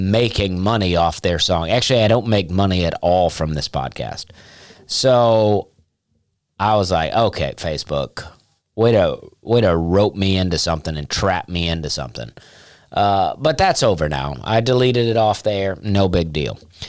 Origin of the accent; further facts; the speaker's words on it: Opelika, Alabama, United States; I am from Opelika, Alabama.